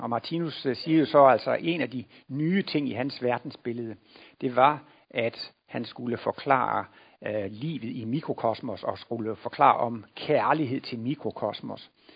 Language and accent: Danish; Denmark; moved away; jeg kommer jo derovre fra Jylland, hvor man ikke går til læge, bare fordi man har lidt ondt i maven